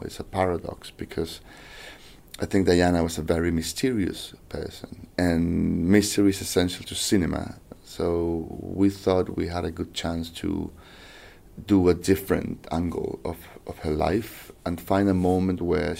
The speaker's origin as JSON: {"language": "English", "country": "Chile", "second_language": "English", "said": "I'm from South America, from Chile, so there's nothing that could be further away from my reality and my culture and education than the royal family"}